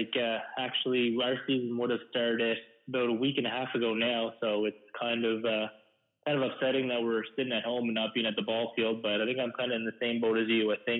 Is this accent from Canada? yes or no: yes; Newcastle, New Brunswick, Canada; also born or lived in Moncton, New Brunswick; I was born in Newcastle, New Brunswick, where me and you first met playing mosquito ball together. So, you know, I grew up just playing in the Newcastle and Chatham minor ball systems from mosquito to junior.